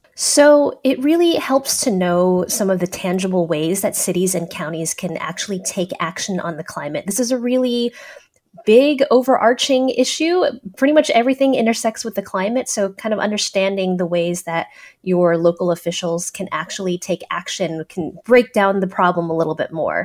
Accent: San Francisco, California, United States; I'm from San Francisco

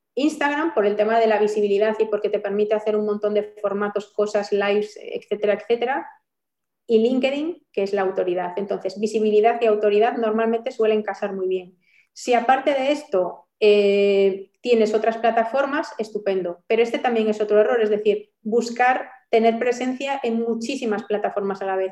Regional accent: Galicia, Spain; como buena gallega

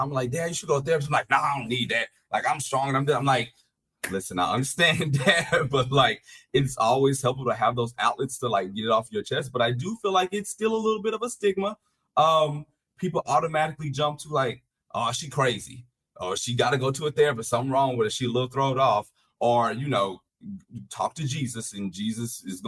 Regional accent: Louisiana, United States; I'm from Louisiana, so I'm from the Deep South

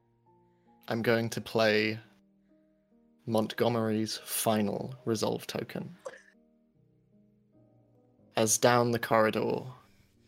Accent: United Kingdom; I'm British

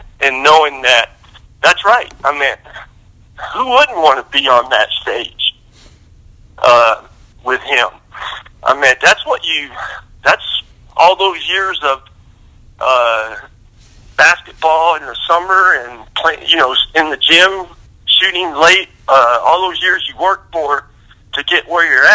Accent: Lubbock, Texas, United States; I grew up in Lubbock, Texas

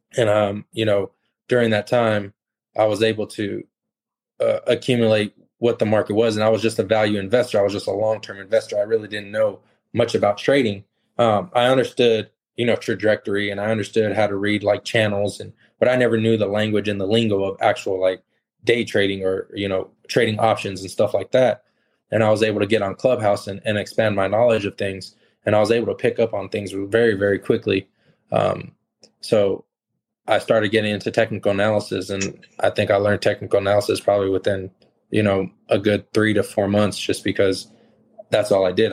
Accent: California, United States; I grew up in California

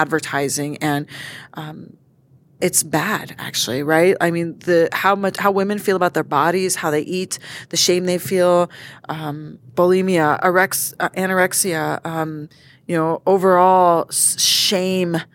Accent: United States; I'm American, born and raised

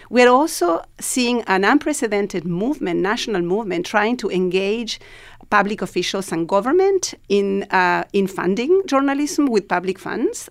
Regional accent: Argentina; moved away as an adult; now in New York, United States; I'm originally from Argentina and, uh, I was living here

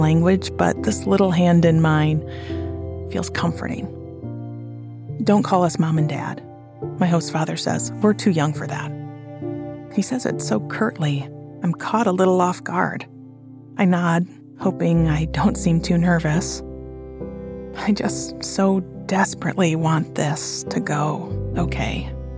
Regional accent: Flint, Michigan, United States; also born or lived in Salerno, Italy; I'm proud that I'm from Flint

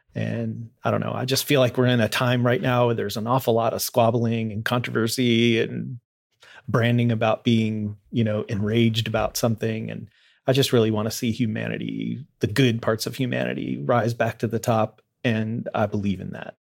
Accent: Louisville, Kentucky, United States; moved away as an adult; now in Fort Wayne, United States; I grew up mostly in Louisville, uh, moved there when I was pretty young

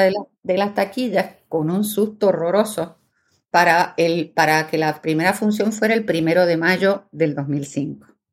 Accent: Puerto Rico; also born or lived in Buenos Aires, Argentina; nací en Buenos Aires, Argentina, pero vivo en Puerto Rico desde el año 76, o sea que prácticamente mi vida entera

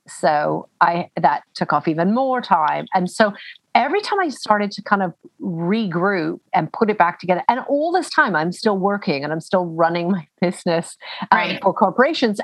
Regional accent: Canada; now in United Kingdom; I'm Canadian, but I live in the UK.

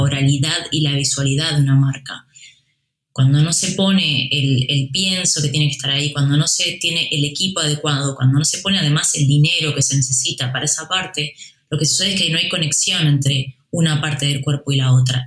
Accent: Uruguay; now in Spain; De donde yo vengo, en Uruguay

